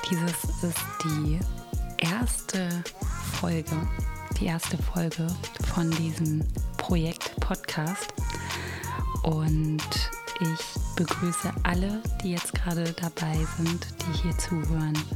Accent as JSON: {"language": "German", "region": "Berlin", "country": "Germany", "tie": "born or raised there", "said": "Und ich bin hier in Berlin aufgewachsen, auch geboren. Ich bin gebürtige Berlinerin, bin auch schon mein ganzes Leben hier in Berlin und bin mittlerweile Mutter von vier Kindern."}